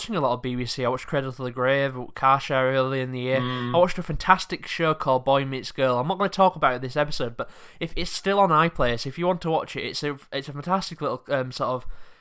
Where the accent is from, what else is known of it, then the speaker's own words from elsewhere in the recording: England, United Kingdom; I'm a British person I've been abroad, but I've lived in England all my life